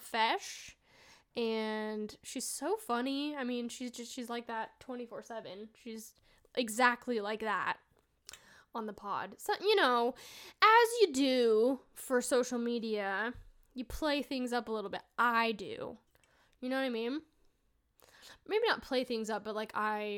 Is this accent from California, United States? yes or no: no; Idaho, United States; I grew up here in Idaho.